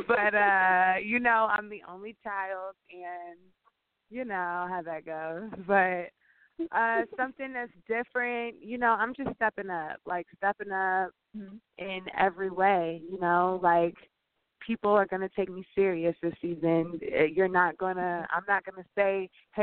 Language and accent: English; Louisiana, United States; I'm from Louisiana